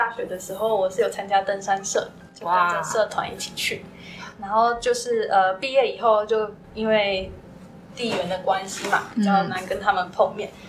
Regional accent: Tainan, Taiwan; moved away as an adult; now in Huai'an, China; 我是台湾的台南。

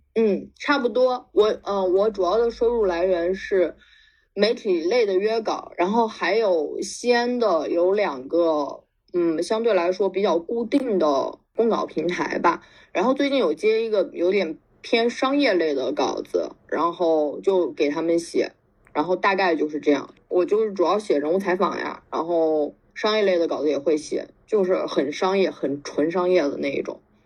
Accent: Xi'an, Shaanxi, China; moved away as an adult; also born or lived in Beijing; 我是应该是二零一，嗯，二零一五回西安的吧

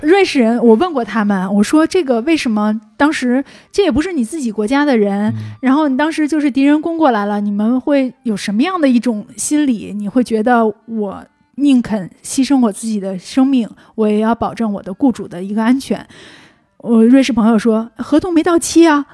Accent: Beijing, China; 我的家乡、我的城市空气不好

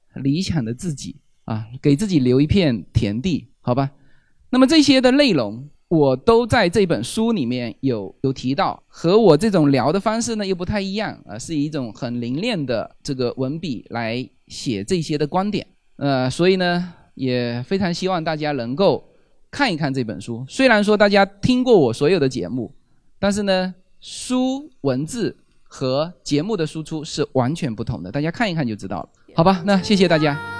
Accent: China; 我们中国人叫媳妇叫娶进门嘛

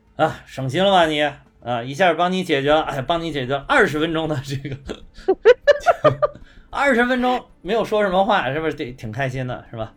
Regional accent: China; 我们中国人的公司

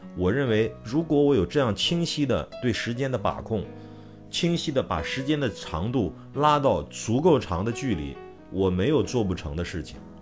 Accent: China; 我们中国人

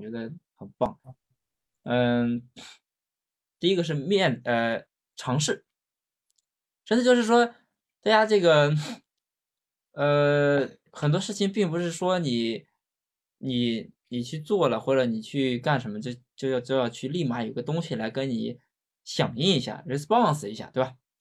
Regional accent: China; 我们中国人很讲究面子

